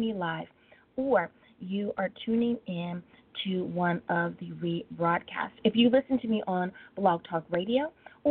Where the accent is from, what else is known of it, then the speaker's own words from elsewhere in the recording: United States; my home country of the United States of America